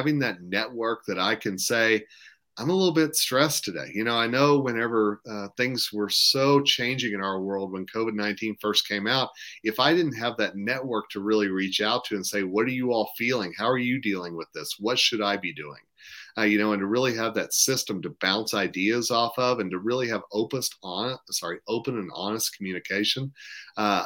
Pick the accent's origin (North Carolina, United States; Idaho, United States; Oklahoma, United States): Oklahoma, United States; Tulsa; moved away as an adult; now in Colorado, United States; I'm from Tulsa